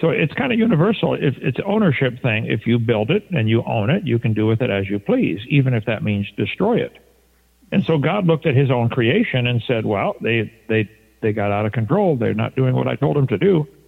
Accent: East Peoria, Illinois, United States; moved away; also born or lived in Pontiac, Michigan; I'm from East Peoria, Illinois

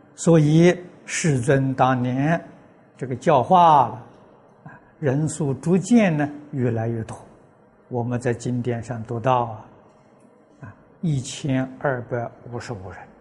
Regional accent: China; 我们中国人

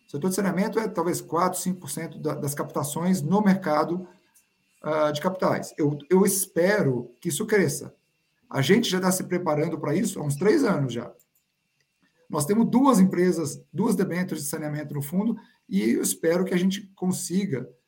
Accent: Brazil; como brasileiro

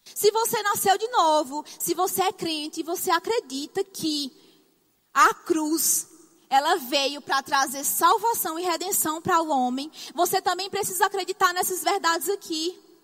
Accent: Northeast Region, Brazil; accent: nordestino; Você vai se acostumar com o meu sotaque? Sou nordestina, eu falo arrastado

